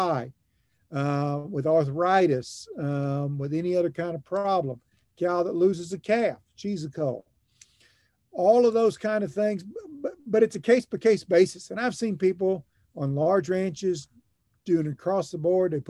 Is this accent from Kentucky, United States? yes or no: yes; Lexington, Kentucky, United States; moved away as an adult; also born or lived in Oklahoma; now in Gainesville, United States; I grew up in Lexington, Kentucky